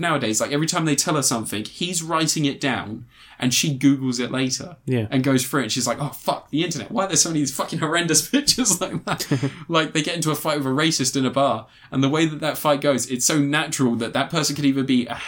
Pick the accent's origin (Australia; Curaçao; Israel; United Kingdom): United Kingdom; a Pakistani that's grown up in the UK